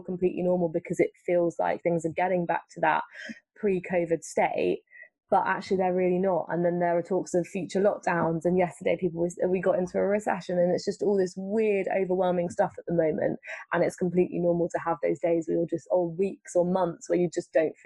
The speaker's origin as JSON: {"language": "English", "area": "Essex", "region": "East of England", "country": "United Kingdom", "tie": "born or raised there", "also_born_or_lived": "Balham, London", "moved": "as an adult", "lives_now": "London, United Kingdom", "said": "I grew up in Essex"}